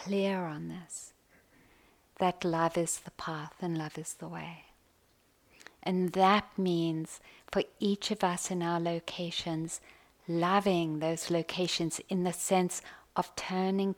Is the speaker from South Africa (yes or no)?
yes; South Africa; Growing up in South Africa, deep training on white entitlement and privilege, on white arrogance